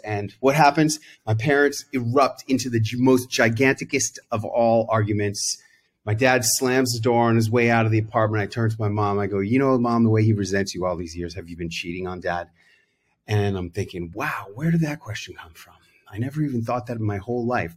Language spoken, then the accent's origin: English; New York City, New York, United States; born or raised there